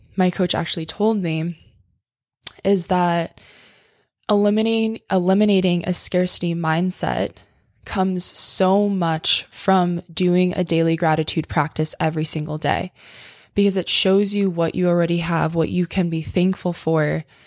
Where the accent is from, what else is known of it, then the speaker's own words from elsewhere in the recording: tiny town on the East Coast, United States; moved away; my hometown